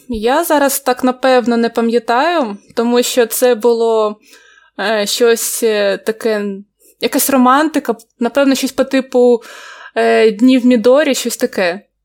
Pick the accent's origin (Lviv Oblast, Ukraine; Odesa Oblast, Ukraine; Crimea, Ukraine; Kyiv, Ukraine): Odesa Oblast, Ukraine; Odesa; Я з Одеси.